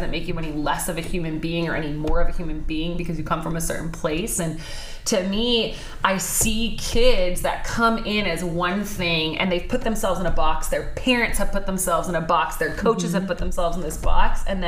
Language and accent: English; Orange County, California, United States; I grew up in Orange County. I'm the oldest of four girls, so I was automatically raised the toughest just because I'm the oldest.